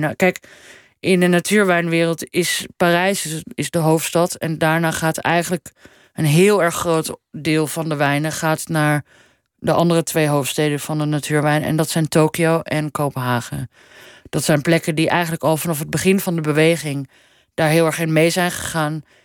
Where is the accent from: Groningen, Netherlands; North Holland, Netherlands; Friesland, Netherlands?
North Holland, Netherlands; Amsterdam; moved away as an adult; also born or lived in Paris; now in Copenhagen, Denmark; ik ben echt wel opgegroeid in Amsterdam. En ik heb daar tot mijn 31ste gewoon eh, hè, gewoond, gestudeerd, gewerkt